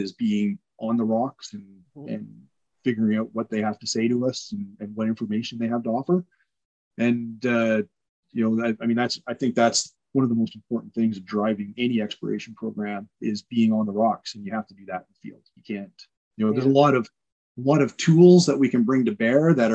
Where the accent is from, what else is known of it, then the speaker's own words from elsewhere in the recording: Ontario, Canada; also born or lived in Newfoundland; I was in high school in Ontario. I grew up in Ontario